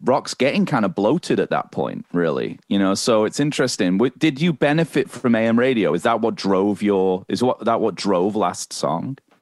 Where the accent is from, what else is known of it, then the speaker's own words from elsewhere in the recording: United Kingdom; moved away as an adult; now in Canada; I'm British, so it's not really in our cultural kind of canon like it is here